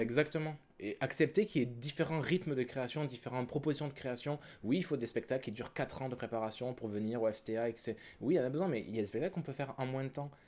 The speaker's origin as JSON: {"language": "French", "country": "France", "also_born_or_lived": "Quebec", "moved": "as an adult", "lives_now": "Canada", "said": "je viens de France aussi, je suis arrivé ici il y a 5 ans"}